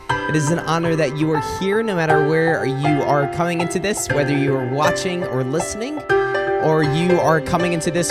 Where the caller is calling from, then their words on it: Macomb, Michigan, United States; I'm recording this from Macomb, Michigan.